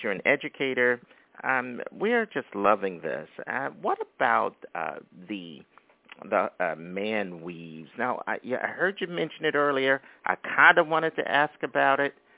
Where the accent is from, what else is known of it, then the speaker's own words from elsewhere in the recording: Philadelphia, Pennsylvania, United States; now in Brooklyn, United States; We're both from Philadelphia